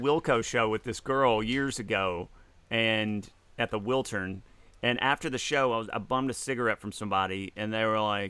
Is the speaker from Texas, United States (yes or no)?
no; Mississippi, United States; I'm from Mississippi.